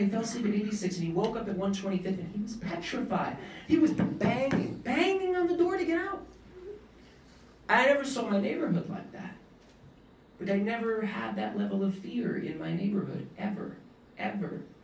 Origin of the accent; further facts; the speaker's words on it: New York City, New York, United States; I'm born and raised in East Harlem